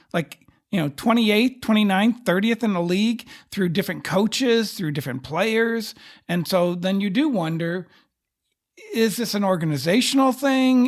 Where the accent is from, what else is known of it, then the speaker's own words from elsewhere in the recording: Texas, United States; as a Texan